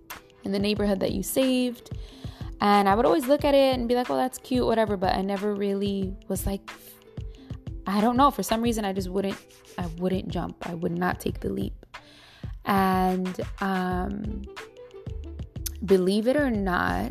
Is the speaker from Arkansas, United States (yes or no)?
no; New York City, New York, United States; also born or lived in California; now in Brooklyn, United States; I really love the Bronx, that's been my home since I was 7 years old. I was born in California and my whole life living in the Bronx since I was seven.